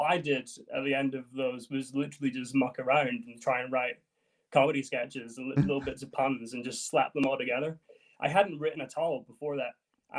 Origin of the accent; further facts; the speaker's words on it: Edinburgh, Scotland, United Kingdom; now in London, United Kingdom; But yeah, I was born and raised in Edinburgh, but I do live in London.